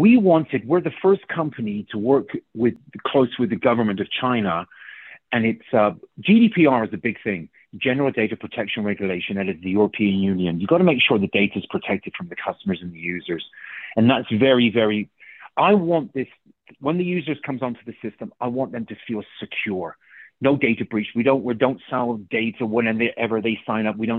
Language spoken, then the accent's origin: English; England, United Kingdom; first language English; moved away; I'm from England.